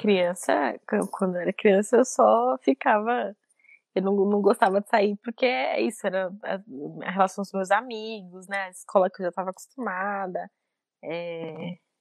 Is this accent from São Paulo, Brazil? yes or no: yes; São Paulo, Brazil; also born or lived in Guaianazes, São Paulo; Eu cresci no Itaim Paulista